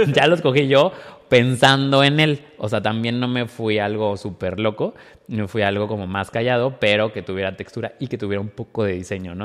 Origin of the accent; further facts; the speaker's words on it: Córdoba, Veracruz, Mexico; moved away; en Córdoba, de donde soy yo